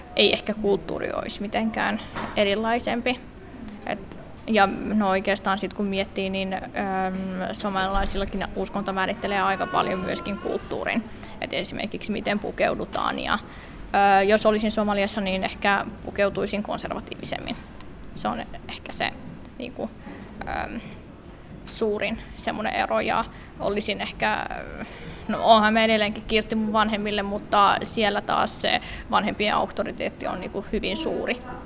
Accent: Vantaa, Uusimaa, Finland; mä oon kasvanut koko ikäni Länsimäessä

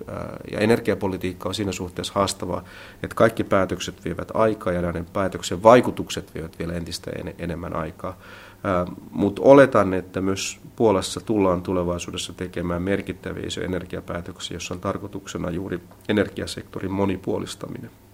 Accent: Finland; moved away as an adult; also born or lived in Hungary; now in Warsaw, Poland

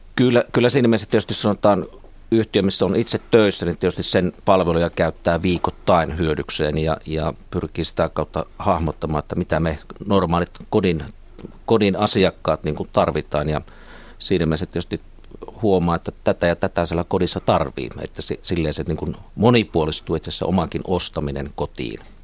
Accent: Kuopio, North Savo, Finland; moved away as an adult; also born or lived in Uppsala / Helsinki; olen kotoisin Kuopiosta, niin siellä Kuopiossa ei niin torilla puhuttu ruotsia

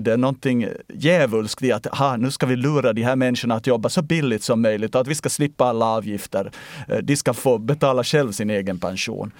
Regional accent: Ostrobothnia, Finland; now in Sweden; När jag är i svensk Finland så känner jag mig österbottnisk

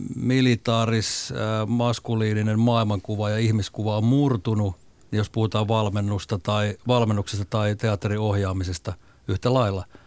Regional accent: Suonenjoki, North Savo, Finland; mä asuin lapsuuteni Suonejoella – 70-luvulla Kuopion lähellä pien, pienellä paikkakunnalla

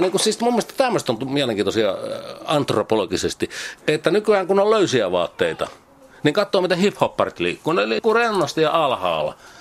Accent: a village in Kanta-Häme, Finland; Mä oon kasvanut siis semmoisessa Etelä-Hämäläisessä, Kanta-Hämäläisessä kylässä

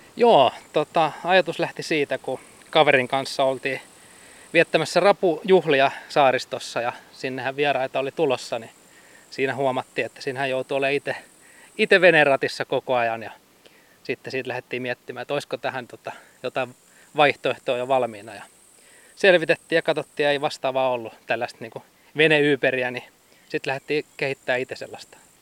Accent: Hamina, Kymenlaakso, Finland; moved away; mä oon itse Haminasta kotoisin

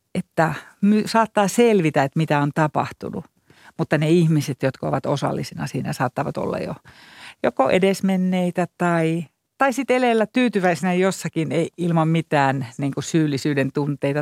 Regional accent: Iisalmi, North Savo, Finland; also born or lived in Jyväskylä / Berlin; now in Helsinki, Finland; no kun mä oon sieltä Iisalmesta kotoisin, niin sehän on Juhani Ahon kaupunki

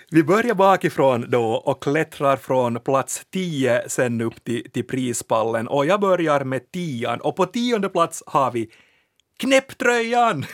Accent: Finland; vi finlandssvenskar

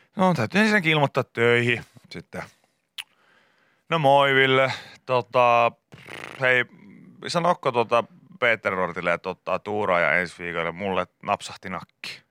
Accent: Pori, Satakunta, Finland; suuri osa ihmistä tietää, että olen kotoisin Porista

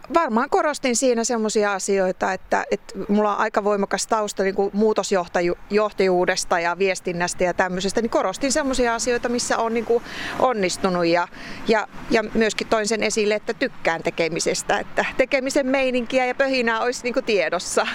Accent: Varpaisjärvi, North Savo, Finland; now in Vesanto, Finland; mä itse syntyisin Pohjois-Savosta kuitenkin, että mä lähtöisin Varpaisjärveltä

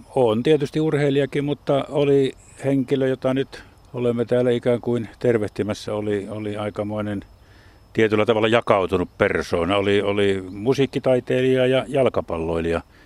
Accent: Jyväskylä, Central Finland, Finland; olen Jyväskylästä kotoisin

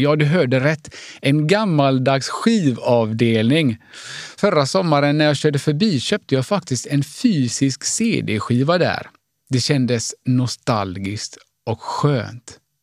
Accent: Gothenburg, Västra Götaland, Sweden; Jag är född och uppvuxen i Göteborg av finska föräldrar

